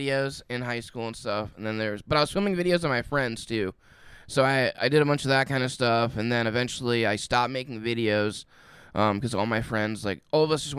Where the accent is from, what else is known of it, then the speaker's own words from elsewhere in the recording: Indiana, United States; I'm from Indiana